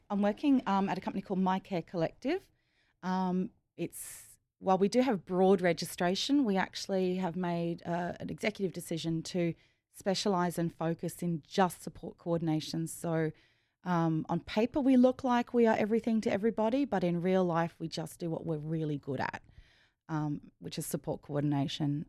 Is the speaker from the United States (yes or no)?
no; Rockhampton, Queensland, Australia; I grew up in, um, the biggest country town is just, is Rockhampton.